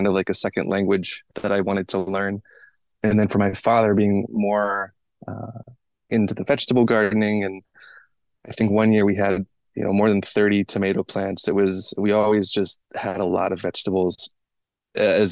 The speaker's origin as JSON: {"language": "English", "region": "Western Pennsylvania", "country": "United States", "tie": "born or raised there", "also_born_or_lived": "Pittsburgh / Cameroon / San Francisco", "moved": "as an adult", "said": "I grew up in Western Pennsylvania, originally in Pittsburgh, but then my family moved to a much more rural and then suburban part of the state"}